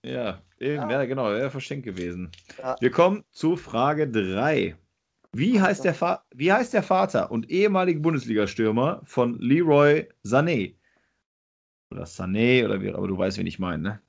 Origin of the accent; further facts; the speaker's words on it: western Germany, Germany; auf jeden Fall komme ich nicht aus Ostdeutschland, nicht aus Süddeutschland, komme aus Westdeutschland